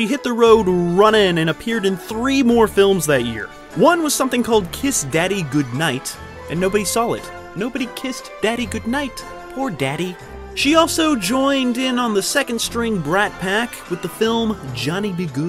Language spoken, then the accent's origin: English; San Antonio, Texas, United States; This 80s teen comedy was filmed in my hometown, San Antonio, Tejas.